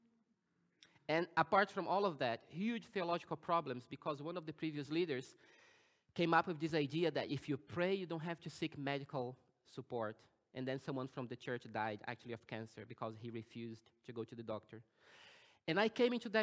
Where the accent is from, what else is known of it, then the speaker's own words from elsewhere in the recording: Brazil; now in Germany; I was born in Brazil. And I was born in a Baptist church.